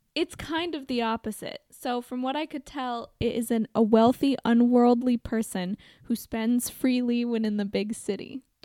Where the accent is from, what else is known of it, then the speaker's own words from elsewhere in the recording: Portland, Oregon, United States; I grew up in Portland, Oregon